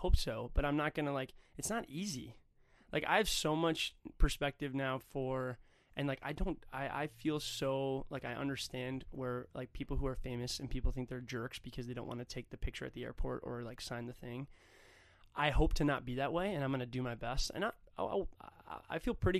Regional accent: Hudson, Wisconsin, United States; also born or lived in Stillwater, Minnesota / Minneapolis, Minnesota; my hometown, Hudson, Wisconsin, Stillwater, Minnesota

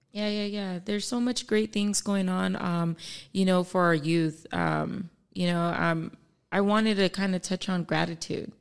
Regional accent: Palmdale, California, United States; also born or lived in Echo Park, Los Angeles; I moved from Echo Park in ninety-two here to the Antelope Valley. So I started, um, elementary school

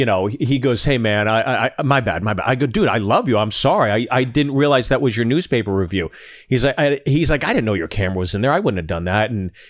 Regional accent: Pittsburgh, Pennsylvania, United States; I'm from Pittsburgh, so I call my Steely McMeme.

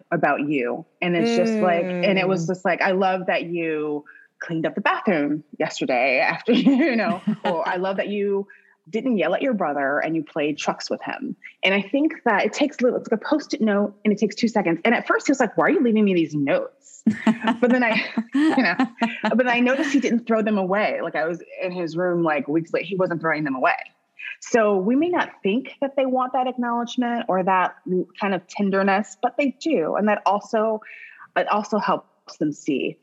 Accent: Midwest, United States; I grew up in the Midwest

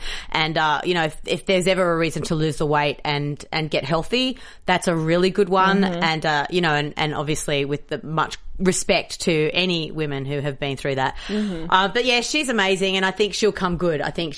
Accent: Australia; now in United States; I'm an Australian

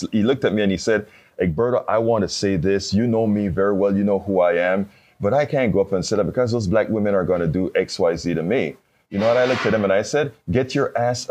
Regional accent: Panama; I'm from Panama

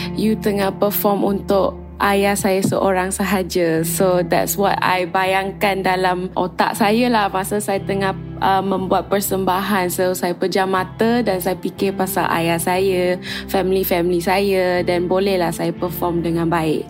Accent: Klang, Selangor, Malaysia; saya berasal dari Kelang dan juga ibu saya Cina, ayah saya Indian

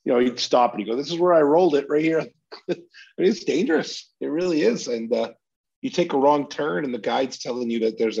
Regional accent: Maine, United States; where I grew up in Maine.

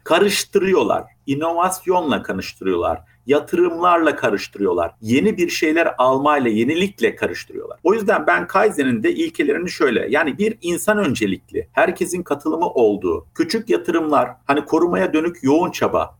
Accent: Bafra, Samsun, Turkey; moved away; also born or lived in Germany / Istanbul; Ben Almanya doğumluyum. Almanya'da annem babam e, o günün şartlarında bana bakamadıkları için 40 gün sonra Türkiye'ye getirmişler. Dedeye ve babaanneye bırakmışlar. Ben ilk dönüşümü orada yaşamışım. Anneden babadan uzak nasıl yaşanır diye. Samsun Bafra büyümeli.

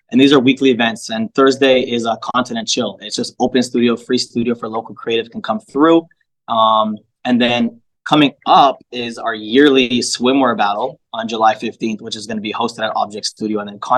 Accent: Toronto, Ontario, Canada; So I grew up in that kind of environment, and Parkdale... Parkdale's an eclectic space.

